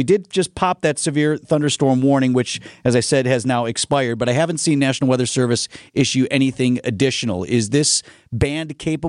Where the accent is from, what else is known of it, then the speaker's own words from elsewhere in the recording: Wisconsin, United States; we're both born and raised in Wisconsin